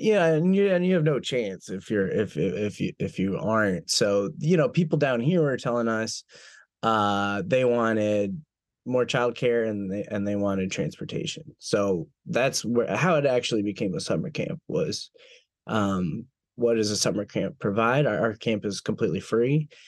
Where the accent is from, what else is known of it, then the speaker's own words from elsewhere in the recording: Minneapolis–Saint Paul, Minnesota, United States; now in Alabama, United States; I'm from the Twin Cities originally in Minnesota